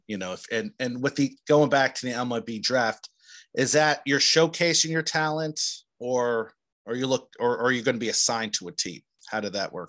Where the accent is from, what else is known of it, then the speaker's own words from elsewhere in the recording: New Jersey, United States; growing up in New Jersey